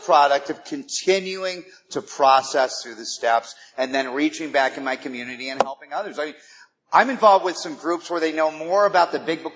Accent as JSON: {"language": "English", "town": "Malibu", "region": "California", "country": "United States", "tie": "born or raised there", "lives_now": "Los Angeles, United States", "said": "I grew up in Malibu"}